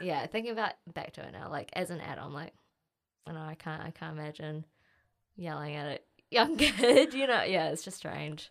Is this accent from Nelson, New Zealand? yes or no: no; Auckland, New Zealand; I grew up in Auckland, born here, born and raised.